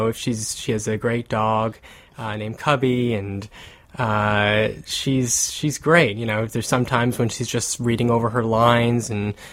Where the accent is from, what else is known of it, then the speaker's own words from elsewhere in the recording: New Jersey, United States; also born or lived in New York; I'm originally from New Jersey, and I still go to school in New York at NYU